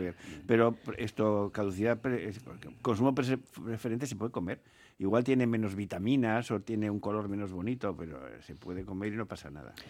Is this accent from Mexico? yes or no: no; Asturias, Spain; now in Bizkaia, Spain; mi tierra, yo soy asturiano